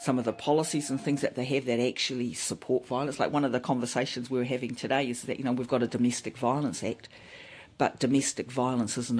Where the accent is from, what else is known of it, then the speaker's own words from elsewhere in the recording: Manaia, Waikato, New Zealand; I'm from Hauraki. I'm from Ngāti Pukinga, from Manaia. Half an hour or so down the road from Thames.